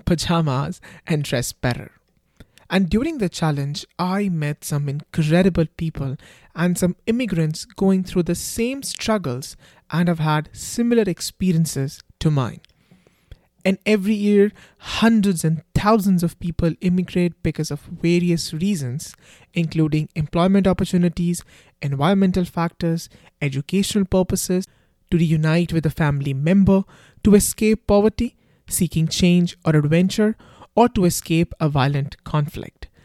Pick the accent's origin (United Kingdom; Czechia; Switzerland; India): India; accent: thick Indian; moved away as an adult; now in Canada; I have a thick Indian accent